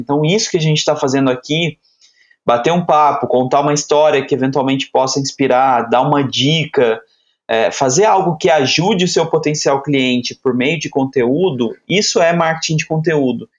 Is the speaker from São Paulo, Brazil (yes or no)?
yes; Aparecida, São Paulo, Brazil; eu sou nascido numa cidade pequena no interior de São Paulo, Aparecida